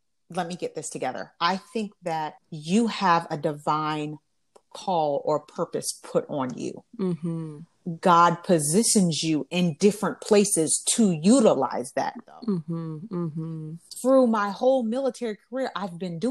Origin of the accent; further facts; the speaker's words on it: Alabama, United States; moved away as an adult; I'm from Alabama